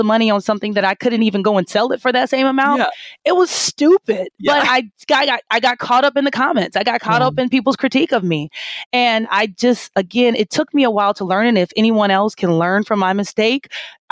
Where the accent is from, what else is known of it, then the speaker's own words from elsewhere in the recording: Kansas City, Missouri, United States; I am from Kansas City, Missouri, right? And I am kind of like typical Midwest girl